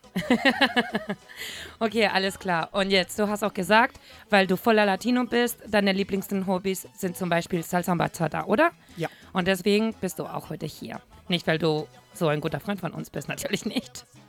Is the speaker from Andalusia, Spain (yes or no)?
no; Madrid, Community of Madrid, Spain; German is a second language; moved away as an adult; now in Hamburg, Germany; eine temperamentvolle Spanierin, die in Madrid geboren ist